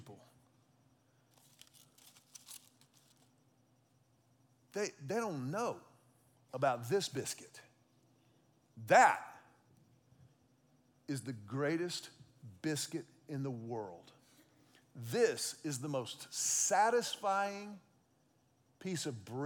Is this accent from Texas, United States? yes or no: yes; Texas, United States; I grew up in Texas